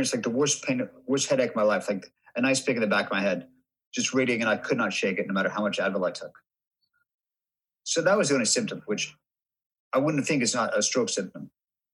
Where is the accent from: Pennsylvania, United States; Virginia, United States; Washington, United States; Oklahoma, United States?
Washington, United States; Seattle; also born or lived in Missouri; I was born in Missouri, left by the time I was one, grew up in Seattle.